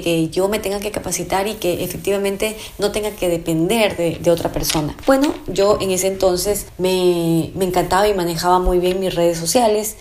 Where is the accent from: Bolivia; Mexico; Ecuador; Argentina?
Ecuador; also born or lived in Santo Domingo, Ecuador; en mi en mi país